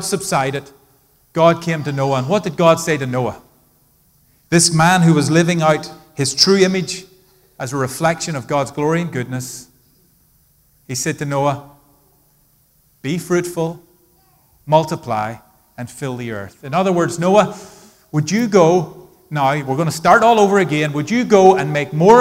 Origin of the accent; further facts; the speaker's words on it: Ireland; now in United States; I grew up in Ireland